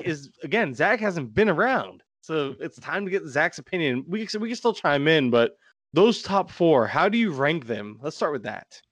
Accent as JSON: {"language": "English", "region": "Florida", "country": "United States", "said": "I'm from Florida"}